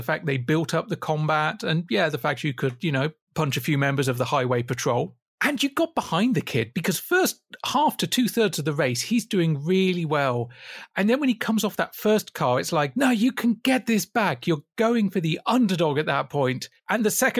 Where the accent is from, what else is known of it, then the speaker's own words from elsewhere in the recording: West Midlands, United Kingdom; moved away; growing up in the West Midlands